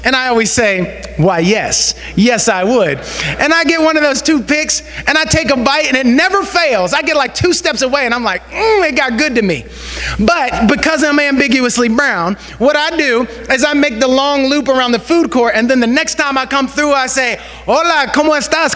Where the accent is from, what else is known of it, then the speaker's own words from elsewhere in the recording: Western Pennsylvania, United States; growing up in Western Pennsylvania